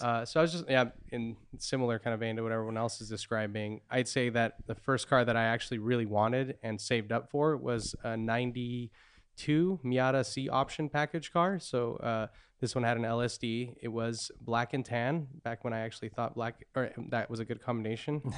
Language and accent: English; Santa Cruz County, California, United States; I grew up in Santa Cruz County